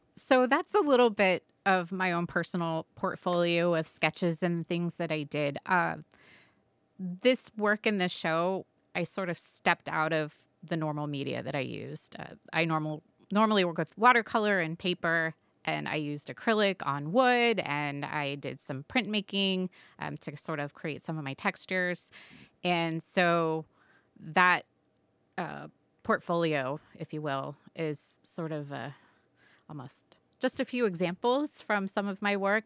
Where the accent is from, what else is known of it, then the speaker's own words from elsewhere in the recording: Southwest Florida, United States; I grew up in Southwest Florida on the Gulf Coast.